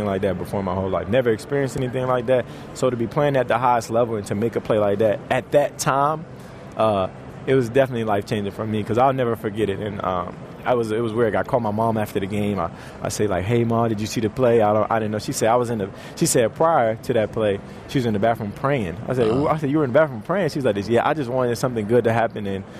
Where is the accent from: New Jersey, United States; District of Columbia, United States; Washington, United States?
District of Columbia, United States; Washington; moved away; I love going back home to D.C. and play. I literally love going back home to D.C. That's one of my favorite places to play. You know, my hometown, they didn't really even give me a shot